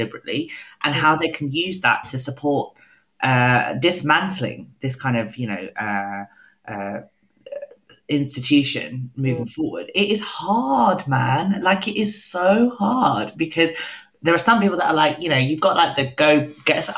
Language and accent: English; United Kingdom; we're both proudly identify as British